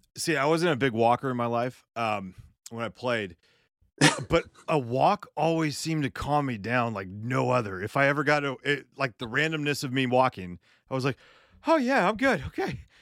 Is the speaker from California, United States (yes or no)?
yes; California, United States; I grew up in Northern California, Southern California.